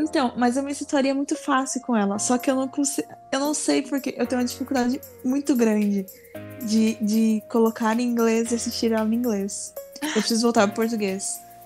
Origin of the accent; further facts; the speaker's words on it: Brazil; eu sou brasileira.